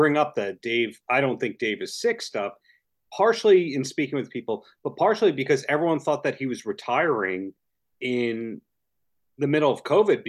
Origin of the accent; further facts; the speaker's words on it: Ohio, United States; I'm from Ohio. I know what that is.